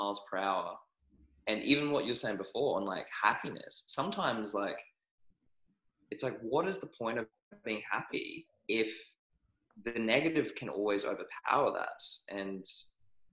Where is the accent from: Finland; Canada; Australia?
Australia; also born or lived in New Zealand; I was born in New Zealand, but I was raised in Australia.